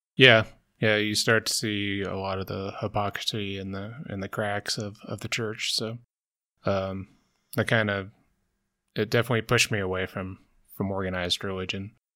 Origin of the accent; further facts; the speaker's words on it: the South, United States; I grew up in the South, I went to Methodist Church